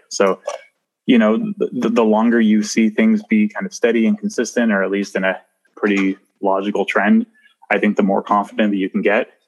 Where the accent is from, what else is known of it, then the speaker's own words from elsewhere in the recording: Nova Scotia, Canada; moved away as an adult; now in Toronto, Canada; I'm from the East Coast in Nova Scotia.